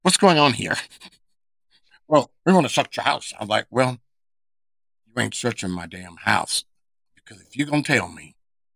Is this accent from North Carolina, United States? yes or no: yes; North Carolina, United States; moved away; I grew up in North Carolina